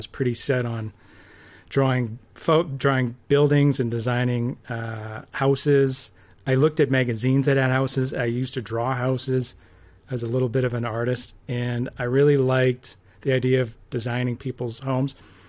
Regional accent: Red Deer, Alberta, Canada; I grew up in Red Deer.

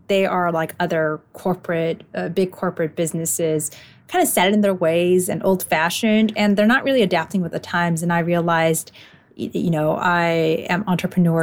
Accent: Los Angeles, California, United States; I grew up in LA and I love it, so I've stayed

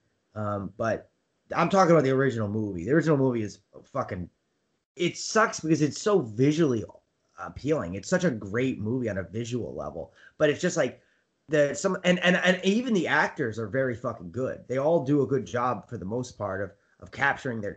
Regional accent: United States; As an American

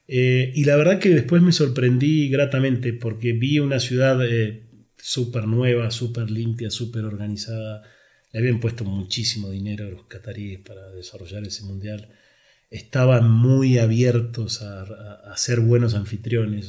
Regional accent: Argentina; now in Mexico; nosotros los argentinos somos, ya te habrás dado cuenta que soy argentino

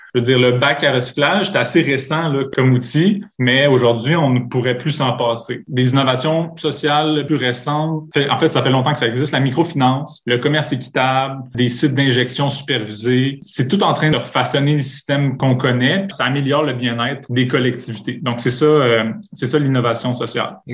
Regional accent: Montreal, Quebec, Canada; born or raised there; moved away as an adult; now in Quebec City, Canada

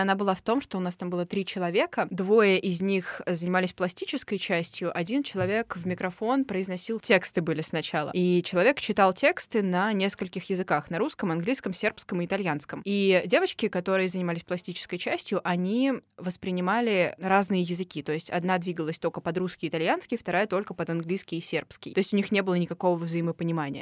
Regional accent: Moscow, Russia; мы точно как москвичи в контексте очень большого города

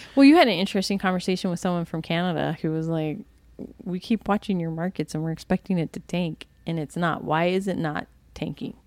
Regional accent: Virginia, United States; moved away; I was from Virginia

